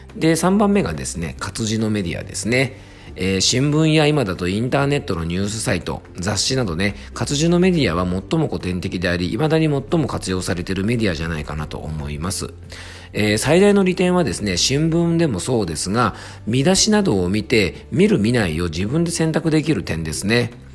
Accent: Fuefuki, Yamanashi, Japan; 僕の地元は伊佐温泉という温泉町

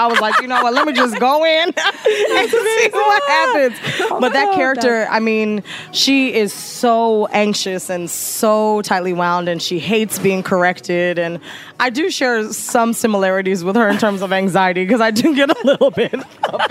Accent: Jamaica; incorporated my own story of what it was like being Jamaican and having a mother that was super critical about my body, and my grandmother who was like huge Christian presence in my family.

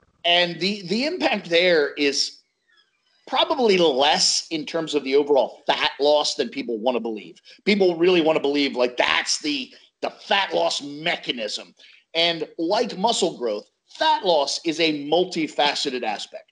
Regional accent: United States; I'm American

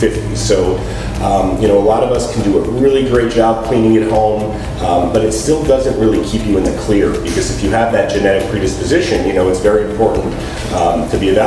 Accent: North Miami Beach, Florida, United States; also born or lived in New York; I am born and raised in North Miami Beach.

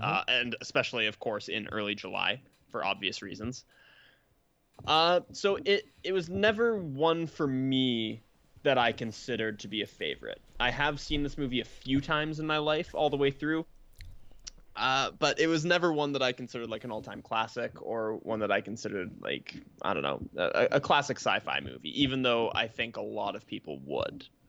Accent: Canada; we are Canadian

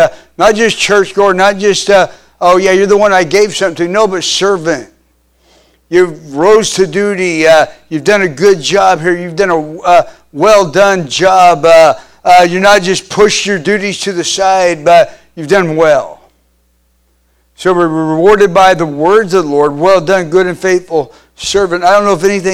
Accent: Kansas, United States; I grew up in Kansas

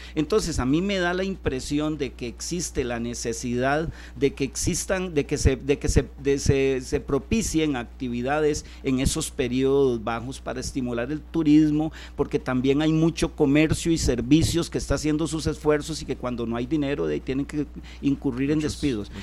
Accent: Puntarenas, Costa Rica; soy porteño

